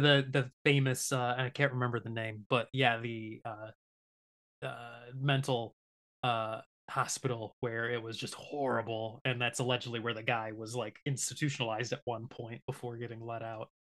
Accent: Michigan, United States; growing up in Michigan

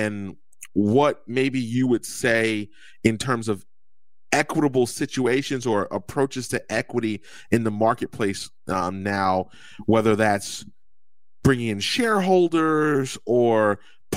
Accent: New Jersey, United States; moved away; I'm from Jersey

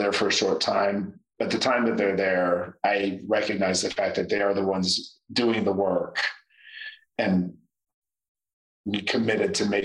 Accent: Indiana, United States; now in Atlanta, United States; I grew up in Trailer Park, Indiana

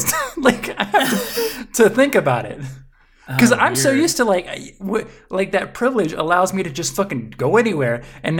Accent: Mississippi, United States; I'm from Mississippi.

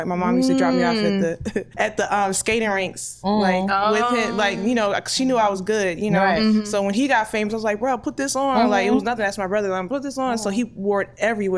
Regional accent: Clayton County, Georgia, United States; So me and Waka, we're both from the South Side, Clayco. Shout out to Clayton County, Clayco, Riverdale, Terre Boulevard, Lovejoy, Hampton

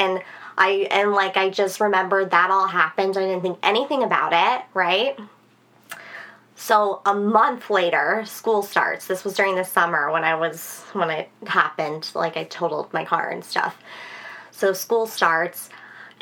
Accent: San Antonio, Texas, United States; I grew up in San Antonio.

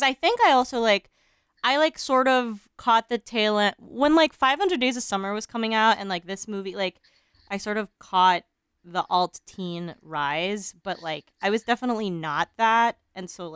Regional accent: Philippines; also born or lived in Manila; now in United States; I grew up in the Philippines, and I was still living in Manila

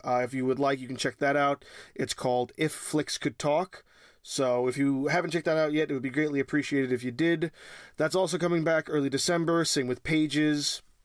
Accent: New York, United States; born and raised in New York

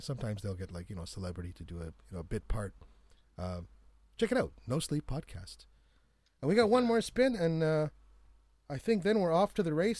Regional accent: Canada; I'm from Canada.

